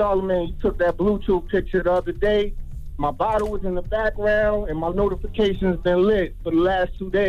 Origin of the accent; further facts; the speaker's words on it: Atlanta, Georgia, United States; I'm from Atlanta.